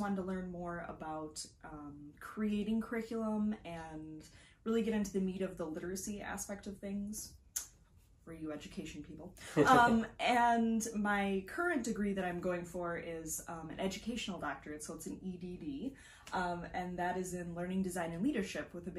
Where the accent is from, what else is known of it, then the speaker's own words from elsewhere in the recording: Neenah, Wisconsin, United States; I grew up in Neenah, Wisconsin, my hometown. I get to teach there now.